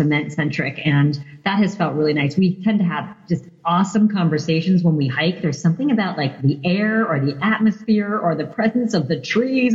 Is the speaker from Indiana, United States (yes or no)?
no; New York City, New York, United States; moved away as an adult; now in Seattle, United States; growing up in New York City